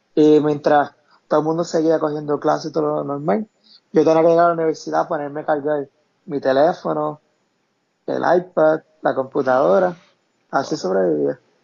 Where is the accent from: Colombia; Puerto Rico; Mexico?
Puerto Rico; Camuy; also born or lived in Arecibo, Puerto Rico; Nací en Arecibo, pero soy de Camuy